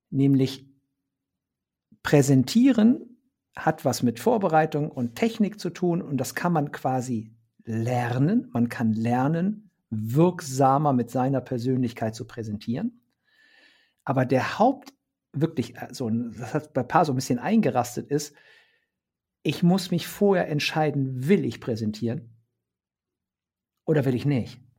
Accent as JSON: {"language": "German", "region": "Bremen", "country": "Germany", "said": "ich sage es jetzt mal als Bremer, war es weder Fisch noch Fleisch."}